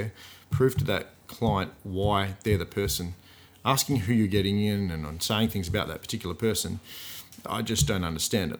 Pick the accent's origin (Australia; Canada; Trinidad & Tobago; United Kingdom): Australia; Gosnells, Western Australia; I'm from Gosnells.